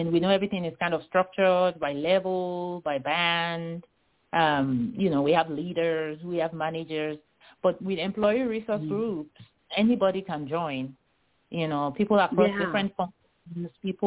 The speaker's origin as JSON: {"language": "English", "country": "Nigeria", "tie": "born or raised there", "moved": "yes", "lives_now": "United States", "said": "I grew up in Nigeria"}